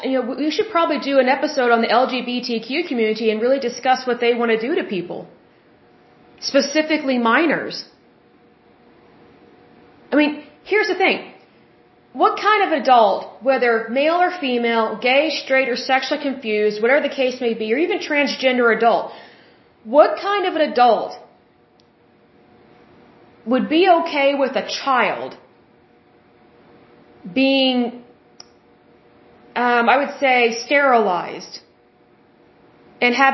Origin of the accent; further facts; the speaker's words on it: Oklahoma, United States; I'm from Oklahoma, and yes, I love my state, but I don't actually like where I live. I have never liked living in Oklahoma